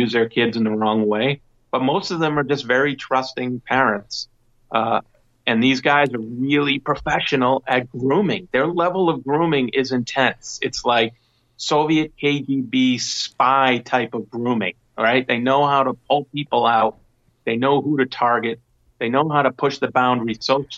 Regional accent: United States; I'm an American first

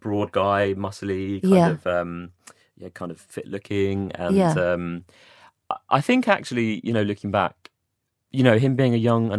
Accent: Watford, East of England, United Kingdom; born there; I don't know, I was born in Watford. I was actually born in Watford.

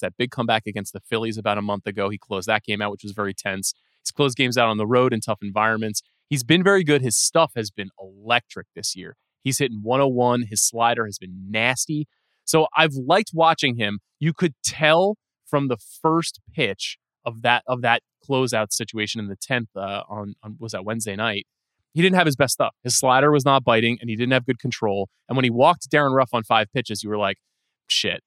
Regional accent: New York, United States; being a New Yorker

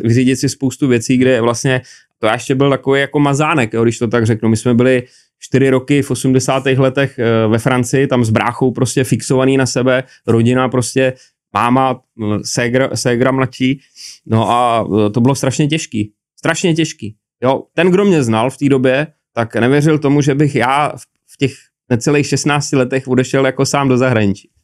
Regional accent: Prague, Czechia; also born or lived in Čáslav / Třemošnice; my jsme bydleli tady na na Jižňáku v paneláku

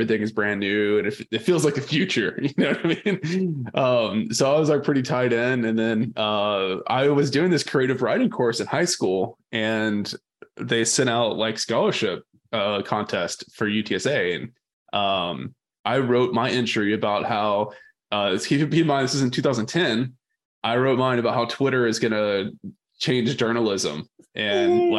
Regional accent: Victoria, Texas, United States; I grew up in Victoria, Texas

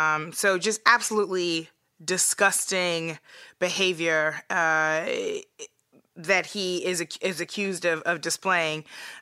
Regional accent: Missouri, United States; hopefully, probably soon to be former governor of my home state of Missouri

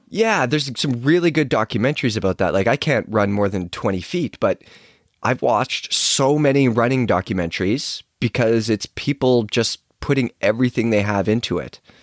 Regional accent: Chilliwack, British Columbia, Canada; I grew up riding bikes in Chilliwack

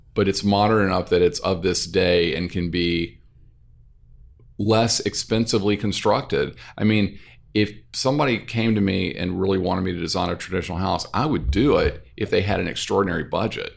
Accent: North Louisiana, United States; moved away as an adult; also born or lived in New York City; now in New Orleans, United States; I grew up in North Louisiana

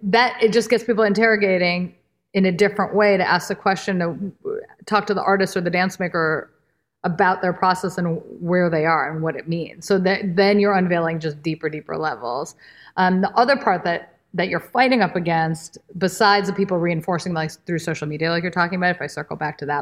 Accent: India; And I'm like, well, I'm Indian. My work pulls from classical Indian dance, but am I less Indian or relevant to you as the agent, the gatekeeper?

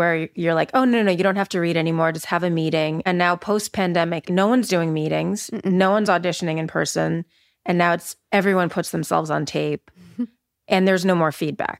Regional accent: Panama; born there; I was born in Panama.

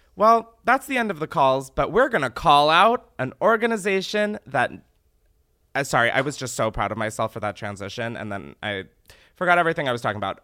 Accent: Delaware, United States; I'm from Delaware. My mom raised me there

